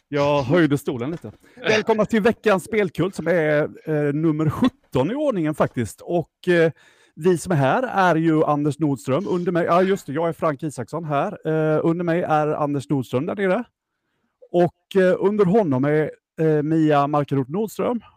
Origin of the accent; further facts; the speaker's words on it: Jönköping, Jönköping County, Sweden; vi är ju från Jönköping, de flesta av oss